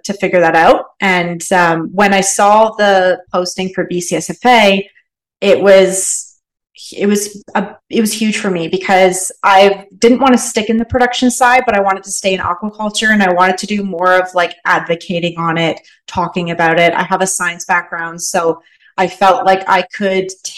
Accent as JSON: {"language": "English", "town": "London", "region": "Ontario", "country": "Canada", "also_born_or_lived": "Nova Scotia", "moved": "as an adult", "lives_now": "British Columbia, Canada", "said": "I'm from London, Ontario, which is quite a big city"}